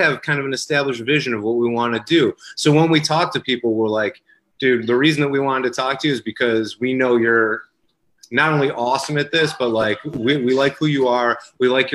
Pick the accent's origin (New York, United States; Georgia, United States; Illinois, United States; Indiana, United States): New York, United States; Rochester; also born or lived in Los Angeles; I grew up here in Rochester, and when I was 22, I left for Los Angeles